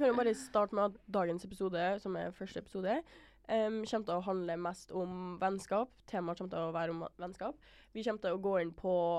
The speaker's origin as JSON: {"language": "Norwegian", "town": "Trondheim", "region": "Trøndelag", "country": "Norway", "tie": "born or raised there", "said": "vi er fra Trondheim"}